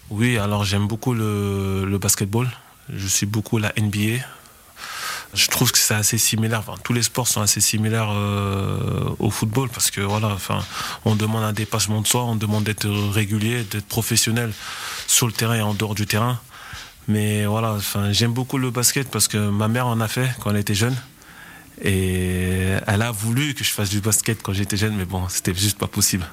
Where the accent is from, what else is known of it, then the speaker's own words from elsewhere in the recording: Lyon, Auvergne-Rhône-Alpes, France; moved away as an adult; now in Vevey, Switzerland; je voulais vraiment rester à proximité de Lyon comme je suis originaire de Lyon